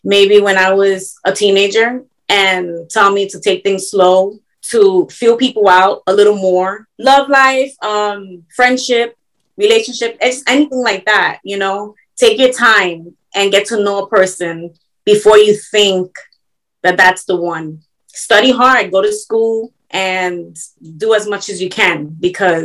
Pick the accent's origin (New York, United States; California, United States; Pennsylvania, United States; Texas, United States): New York, United States; New York City; now in Florida, United States; I was born in New York